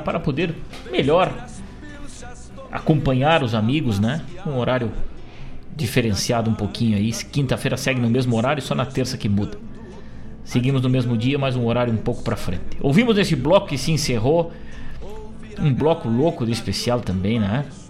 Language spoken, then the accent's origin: Portuguese; Rosário do Sul, Rio Grande do Sul, Brazil; andou lá pela minha terra, em Rosário